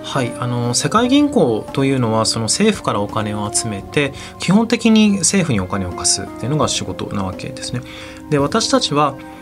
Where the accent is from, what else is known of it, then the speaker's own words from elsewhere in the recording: Japan; 私はその日本生まれ日本育ちなんですけれど